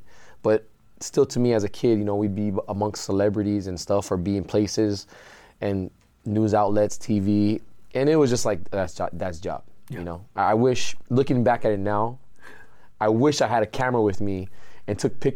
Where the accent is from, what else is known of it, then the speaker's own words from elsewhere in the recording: San Diego, California, United States; now in Hawaii, United States; go to high school in San Diego